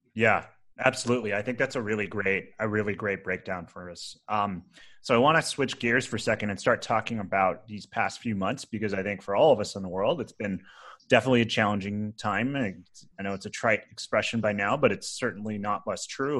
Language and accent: English; Rochester, New York, United States; I grew up in Rochester, New York